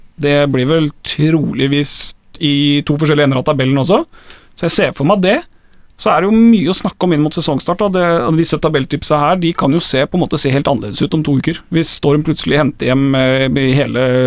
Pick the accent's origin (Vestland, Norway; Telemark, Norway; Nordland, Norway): Telemark, Norway; Skien; Jeg er fra Skien